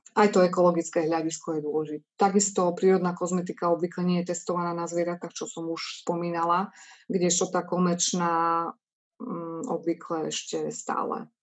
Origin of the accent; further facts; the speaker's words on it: eastern Slovakia, Slovakia; sme z východného Slovenska